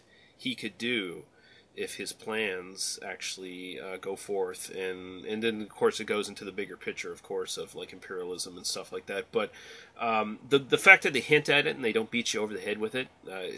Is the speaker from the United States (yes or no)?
no; Canada; I am Canadian